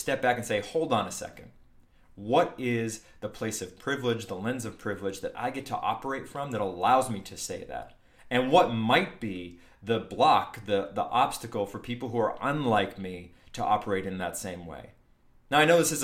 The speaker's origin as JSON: {"language": "English", "region": "New Hampshire", "country": "United States", "tie": "born or raised there", "moved": "yes", "said": "for somebody from New Hampshire, growing up in New Hampshire, this was a big deal back in the day when I lived there."}